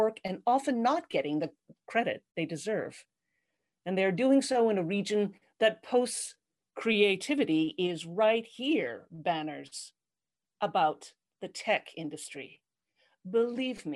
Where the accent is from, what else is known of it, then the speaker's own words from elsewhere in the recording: Winnipeg, Manitoba, Canada; moved away as an adult; now in Waterloo, Canada; Winnipeg, where I lived for the first 21 years of my life